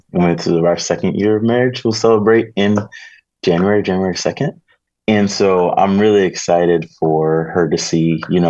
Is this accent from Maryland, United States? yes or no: yes; Maryland, United States; moved away; I'm from Maryland